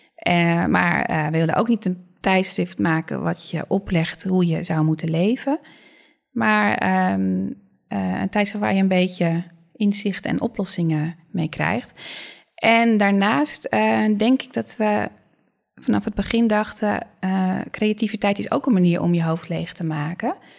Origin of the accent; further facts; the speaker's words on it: Netherlands; vrij direct altijd als, we, mhm. als Nederlanders